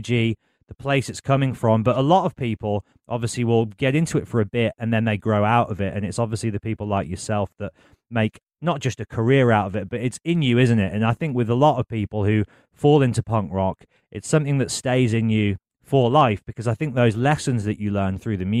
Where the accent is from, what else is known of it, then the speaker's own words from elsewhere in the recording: England, United Kingdom; as an English guy